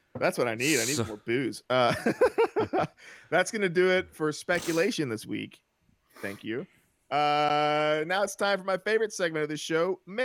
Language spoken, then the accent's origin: English; the South, United States; Hey, as a Southerner, I take offense to that.